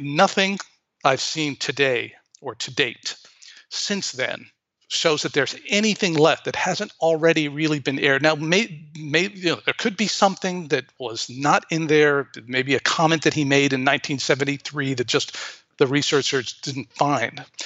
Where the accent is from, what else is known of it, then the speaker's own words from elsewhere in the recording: New York, United States; my hometown of New York